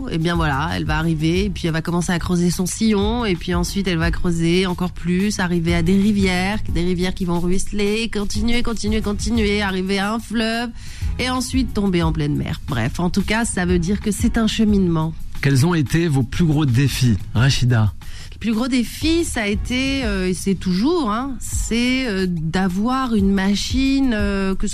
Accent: France; Aujourd'hui, on vit en France. On est français on a des enfants

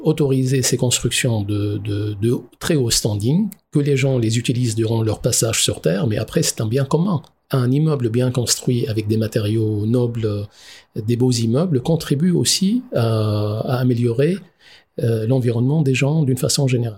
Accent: Lebanon; moved away as an adult; now in Strasbourg, France; on est euh, très francophone au Liban. Euh, j'ai appris le français euh, à côté de l'arabe euh, dès, la maternelle

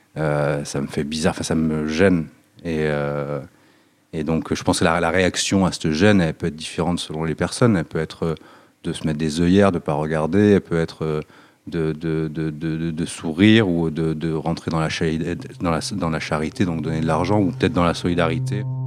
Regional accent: Nice, Provence-Alpes-Côte d'Azur, France; Moi, je viens d'un quartier qui s'appelle l'Ariane. C'est un quartier dans l'est de Nice

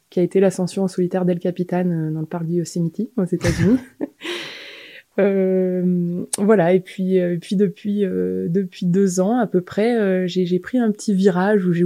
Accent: Dijon, Bourgogne-Franche-Comté, France; also born or lived in Annecy / Besançon / Grenoble; Je suis née à Annecy, mais presque par hasard. Après, j'ai grandi entre Dijon, Besançon, un peu en Chartreuse vers Grenoble.

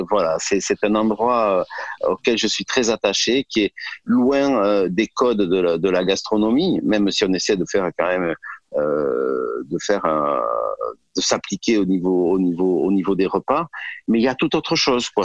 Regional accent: Gers, Occitania, France; also born or lived in Toulouse; Je suis fils de fils d'agriculteur. Euh, je suis né dans le Gers et euh, j'avais une maman qui était une excellente cuisinière

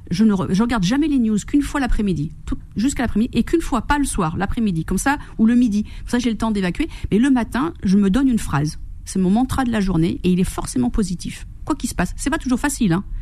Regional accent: Corsica, France; moved away; Oui, je suis corse.

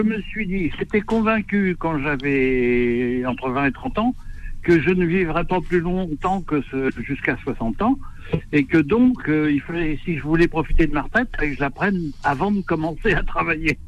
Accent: Normandy, France; moved away; je suis originaire de Normandie.

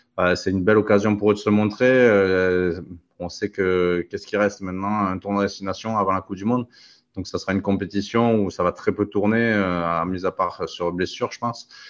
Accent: France; on est français

